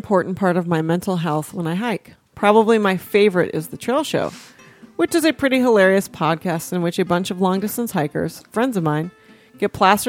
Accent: Argentina; now in United States; couple time zones away from the beautiful Colorado Front Range, and thousands of miles away from my home country, Argentina.

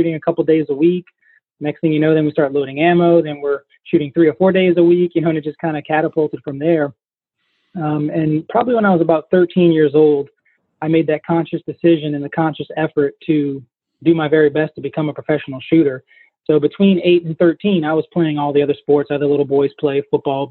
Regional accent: Southeast Louisiana, United States; I'm from Southeast Louisiana, and shooting is just a way of life down here for us.

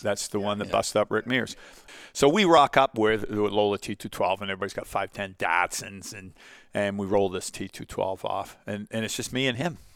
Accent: Portsmouth, South East England, United Kingdom; now in Canada; Met my mother, who was a Portsmouth girl got married. I was born there, 1960

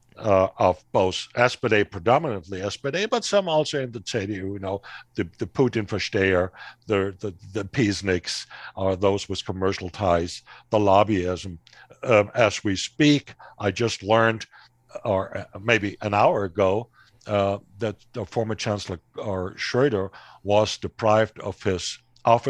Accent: Hesse, Germany; my home state of Hesse

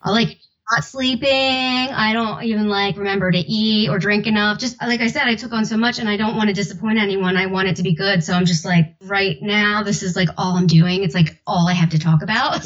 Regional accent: South Jersey / Philadelphia, New Jersey, United States; accent: South Jersey with Philly accent; my accent that I try to hide, but it's like a mix of Sojo, South Jersey, with like the Philly accent.

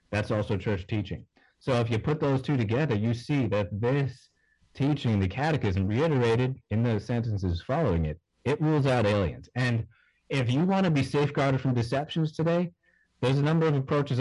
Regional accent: New York, United States; I'm a knucklehead from New York.

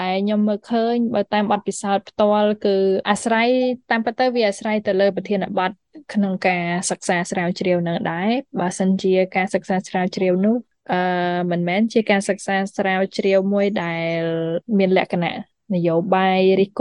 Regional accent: Cambodia

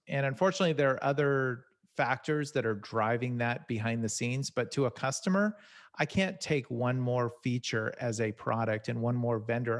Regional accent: Silicon Valley, California, United States; I'm originally from Sal-, Silicon Valley

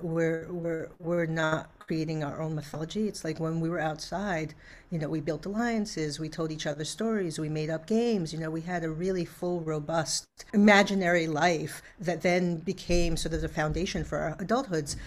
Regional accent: New York City, New York, United States; I grew up in Brooklyn at the time

